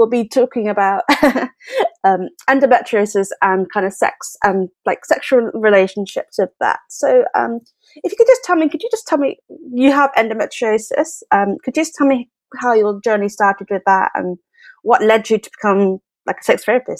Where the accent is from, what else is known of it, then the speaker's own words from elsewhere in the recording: United Kingdom; being very British